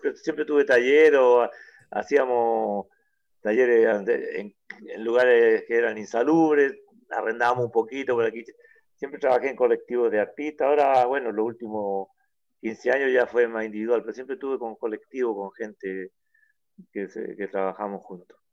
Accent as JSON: {"language": "Spanish", "town": "Mejillones", "region": "Antofagasta", "country": "Chile", "said": "yo soy de Mejillones"}